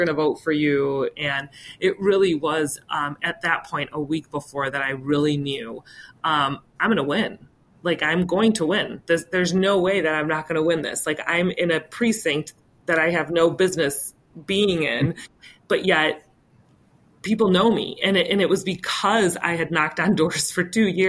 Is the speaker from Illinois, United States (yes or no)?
yes; West Chicago, Illinois, United States; growing up in West Chicago, my parents had a grocery store in town